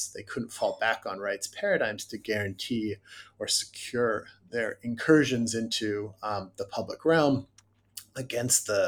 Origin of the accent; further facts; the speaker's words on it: United States; as an American